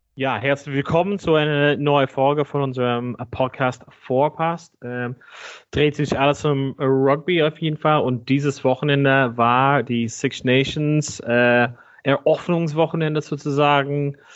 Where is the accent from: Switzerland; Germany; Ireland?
Ireland; moved away; meinem Heimatland Irland